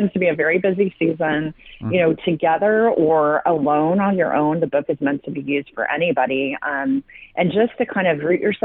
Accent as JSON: {"language": "English", "town": "Westminster", "region": "California", "country": "United States", "tie": "born or raised there", "also_born_or_lived": "Indiana", "said": "I grew up in a little town called Westminster, which is now kind of known here as Little Saigon"}